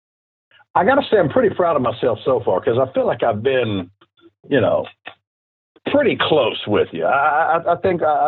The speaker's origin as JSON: {"language": "English", "town": "Deer Park", "region": "Texas", "country": "United States", "tie": "born or raised there", "said": "my hometown, Deer Park"}